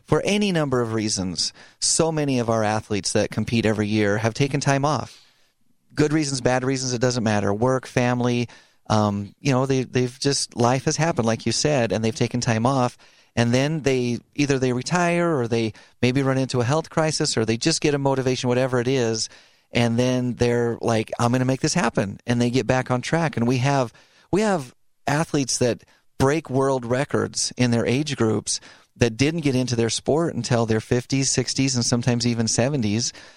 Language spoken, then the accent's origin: English; Idaho, United States; I grew up in Idaho